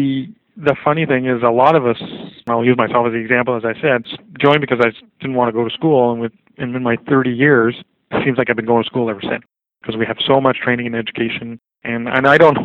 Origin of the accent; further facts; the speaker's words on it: Quebec City, Quebec, Canada; moved away; I'm originally from Quebec City